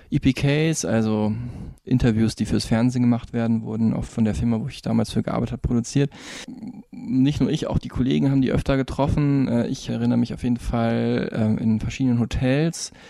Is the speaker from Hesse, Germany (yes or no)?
yes; near Offenbach, Hesse, Germany; Offenbach wieder bei mir um die Ecke, wo ich herkomme, gell?